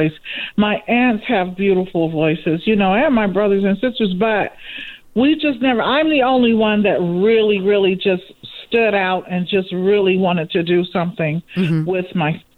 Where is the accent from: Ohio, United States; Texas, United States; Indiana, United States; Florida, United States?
Ohio, United States; Cleveland; moved away as an adult; also born or lived in Los Angeles, California; now in Inland Empire, United States; I am from Cleveland, Ohio